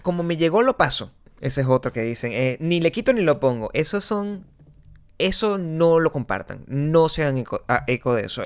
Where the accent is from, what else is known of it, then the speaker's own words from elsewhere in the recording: Venezuela; moved away; nosotros somos venezolanos